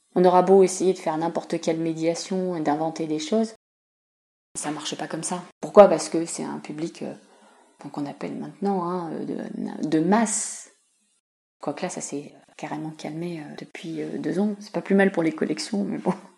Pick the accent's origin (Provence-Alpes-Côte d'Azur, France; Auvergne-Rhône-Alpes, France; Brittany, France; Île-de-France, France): Île-de-France, France; Saint-Germain-en-Laye; moved away as an adult; also born or lived in Fontenay-le-Fleury / Dijon; je suis native en fait de la région. Je suis née à Saint-Germain-en-Laye et euh, j'ai habité de très nombreuses années à quelques kilomètres d'ici, dans une ville qui s'appelle fontenay fleury